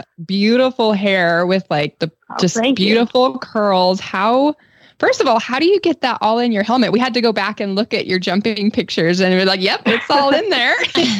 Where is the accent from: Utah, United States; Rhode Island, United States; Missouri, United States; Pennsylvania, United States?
Utah, United States; I grew up in Utah where it's just dry.